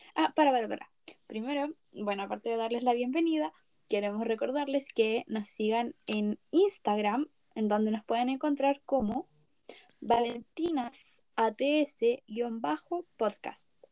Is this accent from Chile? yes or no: yes; Chile; en mi país